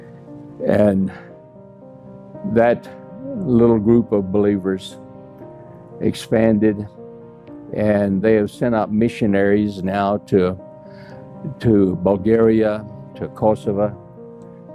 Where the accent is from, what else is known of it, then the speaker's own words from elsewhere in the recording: United States; I'm American.